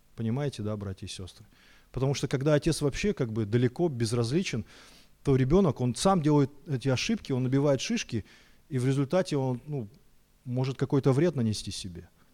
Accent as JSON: {"language": "Russian", "region": "Almaty", "country": "Kazakhstan", "tie": "born or raised there", "said": "я вырос в Алмате, в Казахстане"}